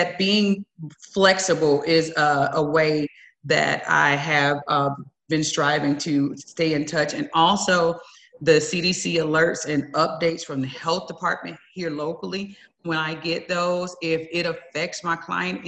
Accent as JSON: {"language": "English", "region": "Southwest Georgia", "country": "United States", "moved": "yes", "lives_now": "El Paso, United States", "said": "I'm from Southwest Georgia, and you hug strangers, family members, everybody gets a hug"}